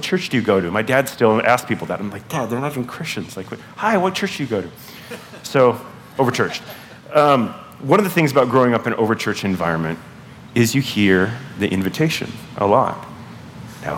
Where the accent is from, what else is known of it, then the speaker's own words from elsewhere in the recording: Southern California, United States; now in Pacific Northwest, United States; grew up in Southern California in an evangelical church